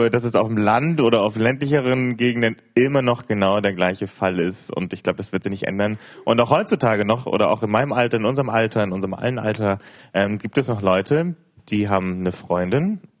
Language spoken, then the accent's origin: German; Großkugel, Saxony-Anhalt, Germany; aus Großkugel. Hi. Äh, ja, und ich bin 20 Jahre alt.